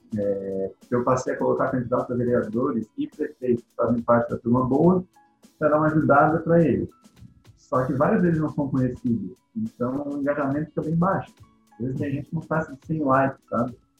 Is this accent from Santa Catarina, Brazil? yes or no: yes; Laguna, Santa Catarina, Brazil; eu sou de Laguna, Santa Catarina